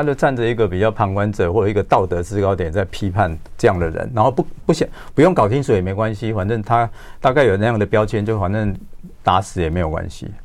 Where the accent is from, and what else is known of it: Taiwan